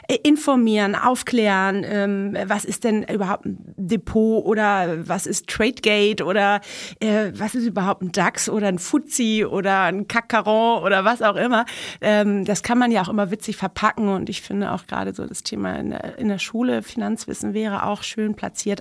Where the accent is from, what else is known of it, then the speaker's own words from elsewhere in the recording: Mexico City, Mexico; now in Germany; Ich bin ja in Mexico City geboren